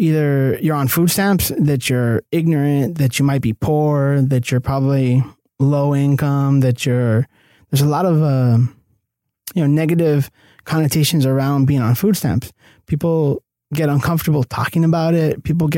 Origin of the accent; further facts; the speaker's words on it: El Cerrito, California, United States; now in Los Angeles, United States; I'm born and raised in El Cerrito, California. It's kind of like nearby East LA. Mm-hmm. And traditionally, you know, low income neighborhood, Hispanic.